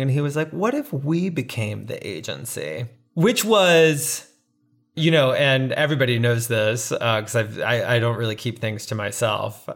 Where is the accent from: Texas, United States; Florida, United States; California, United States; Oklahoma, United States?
Florida, United States; Navarre; moved away as an adult; now in New York City, United States; I grew up in a small town outside of Pensacola, Florida, called Navarre